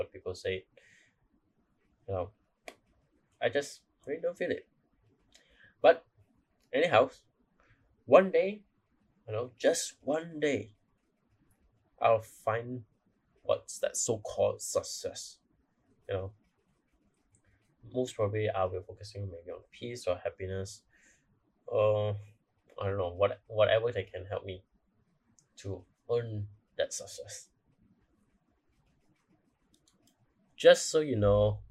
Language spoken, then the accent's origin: English; Malaysia; I'm from Malaysia